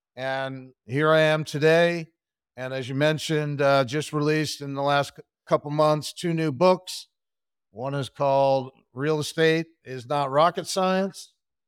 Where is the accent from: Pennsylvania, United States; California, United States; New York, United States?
Pennsylvania, United States; Sure. I grew up outside of Philadelphia, Pennsylvania, in Bucks County. Went to the College of William and Mary.